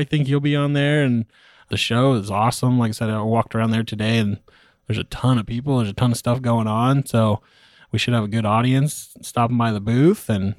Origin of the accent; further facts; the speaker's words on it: California, United States; also born or lived in Texas; now in Oklahoma City, United States; The story, I'm from California originally. I was living in Texas. I now live in Oklahoma City, Oklahoma.